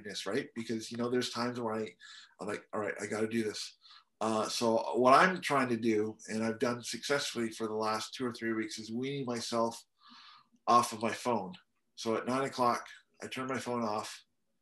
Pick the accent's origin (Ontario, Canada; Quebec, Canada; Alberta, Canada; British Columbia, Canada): British Columbia, Canada; we grew up in British Columbia